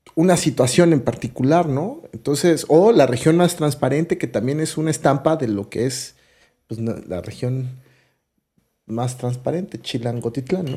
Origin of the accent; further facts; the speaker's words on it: Mexico City, Mexico; yo soy chilangazo, ¿no? Y me encanta cuando conocer cosas de mi ciudad todo el tiempo, del lugar de donde soy